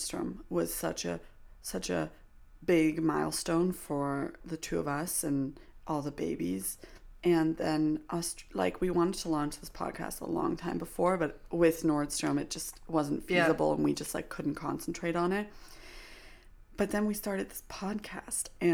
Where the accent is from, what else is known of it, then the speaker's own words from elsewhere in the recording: Vancouver, British Columbia, Canada; moved away; I'm from Vancouver. Like, I lived in Vancouver for many years.